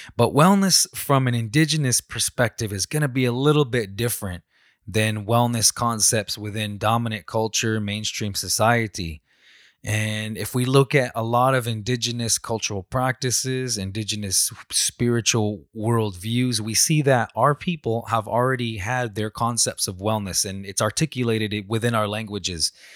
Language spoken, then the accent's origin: English; Salt River, Arizona, United States; I'm from the Salt River people in Arizona.